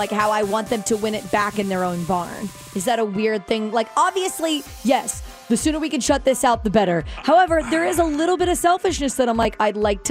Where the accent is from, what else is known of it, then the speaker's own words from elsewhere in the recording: Florida, United States; now in Las Vegas, United States; I grew up in Florida